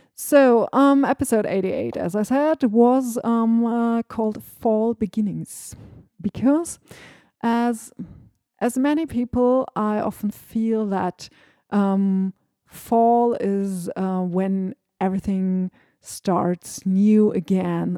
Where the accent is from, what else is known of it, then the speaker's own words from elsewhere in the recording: Northern Germany, Germany; first language German; English is a second language; I'm from Northern Germany